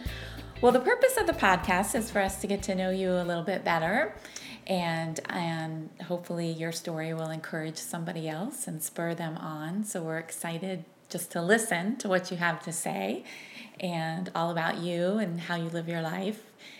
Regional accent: Maryland, United States; also born or lived in Florida; I guess I'm technically a true Maryland girl too. I did leave to go to college. I went to Florida.

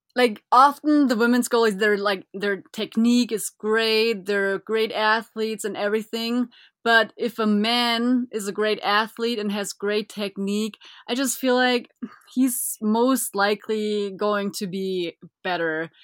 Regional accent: Füssen, Bavaria, Germany; I was born and raised in Germany

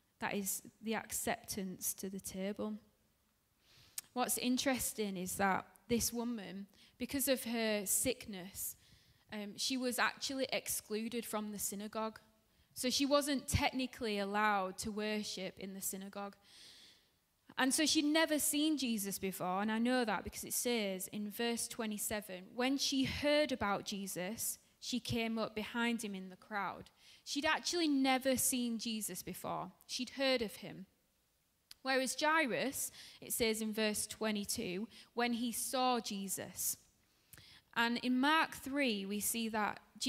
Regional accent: Dewsbury, Yorkshire and the Humber, United Kingdom; moved away; I'm from Dewsbury, which is in West Yorkshire

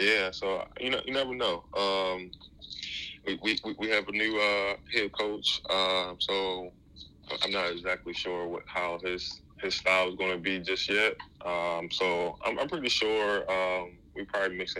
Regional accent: Baltimore, Maryland, United States; growing up in Baltimore

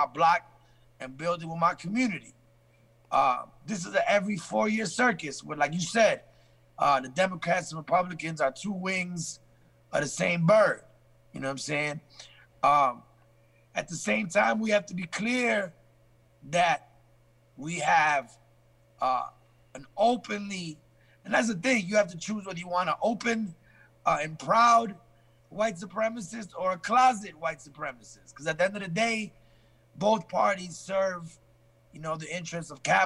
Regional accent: Chicago, Illinois, United States; moved away as an adult; also born or lived in England; now in Bronx, United States; I went to high school, grammar school in Chicago

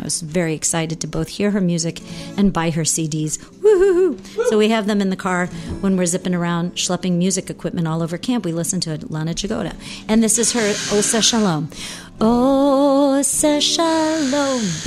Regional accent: St. Louis, Missouri, United States; moved away; I was in St. Louis, woo, my hometown

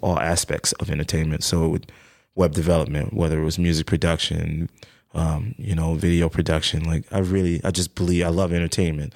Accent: New York City, New York, United States; I'm from the Bronx originally, uh, Bronx, New York

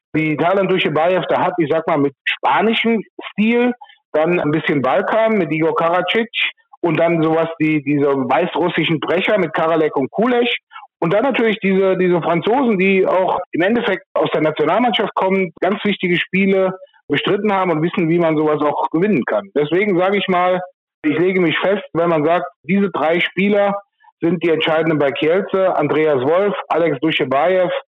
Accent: Rhineland-Palatinate, Germany; in meinem Heimatort hier in der Mosel

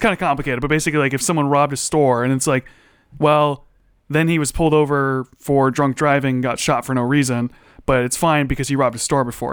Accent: United States; I'm American

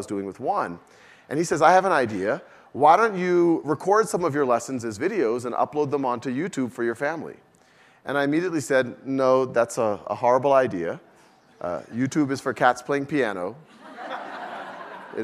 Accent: New Orleans, Louisiana, United States; moved away; also born or lived in Boston / Mountain View; I was born and raised in New Orleans.

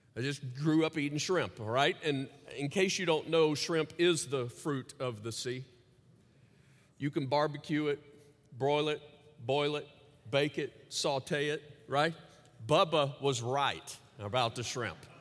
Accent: Louisiana, United States; As a kid growing up in Louisiana

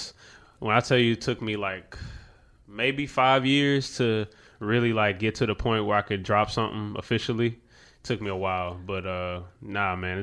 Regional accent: Baton Rouge, Louisiana, United States; also born or lived in West Coast; I'm from Sherwood Forest, like, you know, Boulevard and stuff like that, in Baton Rouge

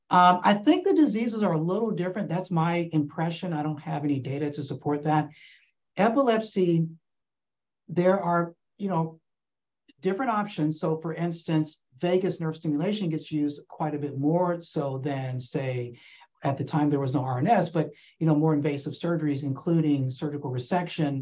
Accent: Atlanta, Georgia, United States; I'm actually from Atlanta. I grew up in Atlanta

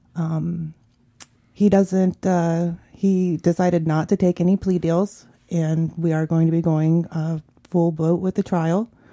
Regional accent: Columbus, Ohio, United States; growing up in the South End of Columbus, you know, it was, there was violence.

